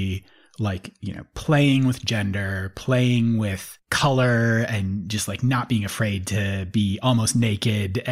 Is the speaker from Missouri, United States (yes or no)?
no; St. Paul, Minnesota, United States; Yeah, I grew up in the Twin Cities. I grew up in St. Paul.